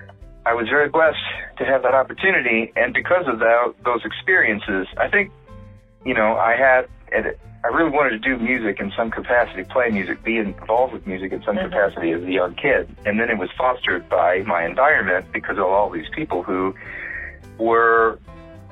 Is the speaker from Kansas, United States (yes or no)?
yes; Paola, Kansas, United States; moved away as an adult; now in New York City, United States; I'm originally from Paola, Kansas. I was born in Paola, Kansas